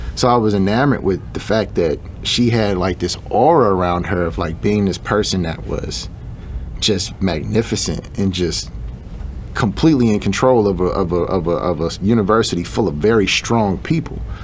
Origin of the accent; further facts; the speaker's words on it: Chicago, Illinois, United States; I grew up in Chicago